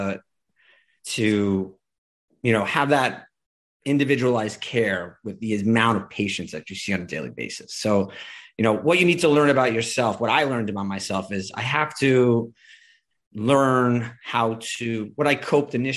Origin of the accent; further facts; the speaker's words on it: New York, United States; being a New Yorker